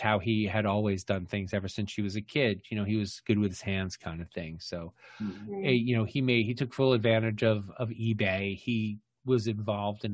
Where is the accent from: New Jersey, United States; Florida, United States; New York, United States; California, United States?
New Jersey, United States; Jersey City; I was born in Jersey City